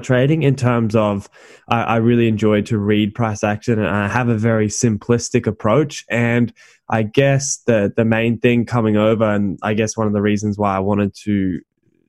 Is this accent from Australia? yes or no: yes; Gold Coast, Queensland, Australia; also born or lived in Thailand; I'm from the Gold Coast, and that's just where I've lived for pretty much my entire life